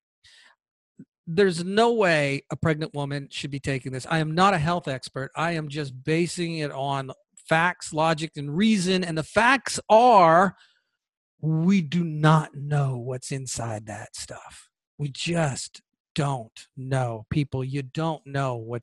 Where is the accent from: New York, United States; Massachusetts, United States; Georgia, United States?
Georgia, United States; my home state of Georgia